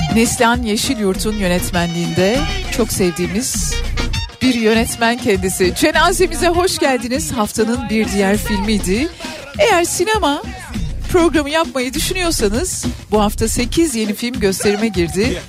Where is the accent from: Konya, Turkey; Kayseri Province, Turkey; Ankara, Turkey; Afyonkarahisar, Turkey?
Ankara, Turkey; also born or lived in Adana; now in Istanbul, Turkey; Ankara'da doğdum, büyüdüm.